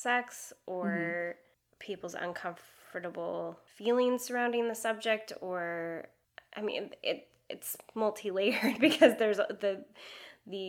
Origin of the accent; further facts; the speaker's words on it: Seattle, Washington, United States; moved away as an adult; also born or lived in Madrid, Spain / Prague, Czech Republic; now in Los Angeles, United States; I grew up in Seattle, Washington, and then moved to Madrid, Spain with my parents when I was 16